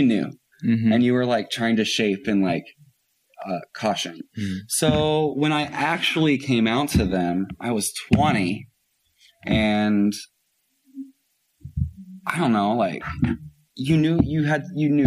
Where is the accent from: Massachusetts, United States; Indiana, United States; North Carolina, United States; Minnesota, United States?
Indiana, United States; Floyds Knobs; also born or lived in Louisville, Kentucky; now in New York City, United States; then we moved right across the river to Floyd's Knobs, Indiana